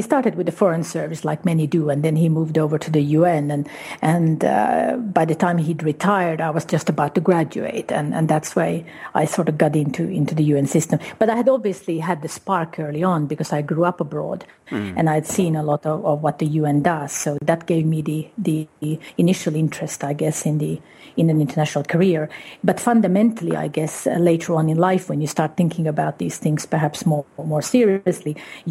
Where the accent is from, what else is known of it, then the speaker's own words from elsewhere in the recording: Guatemala; also born or lived in Uruguay; Well, I grew up primarily in Guatemala and Uruguay. That was the initial part of it.